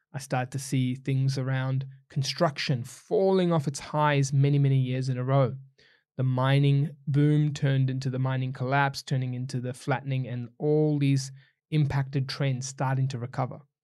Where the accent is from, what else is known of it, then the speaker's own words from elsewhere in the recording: New Zealand; now in Australia; I'm a Kiwi, not an Aussie